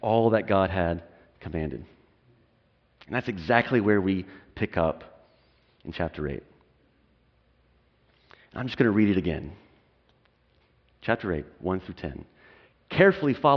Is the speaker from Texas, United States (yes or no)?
yes; Texas, United States; moved away as an adult; also born or lived in California; now in Portland, United States; We're originally from Texas to Portland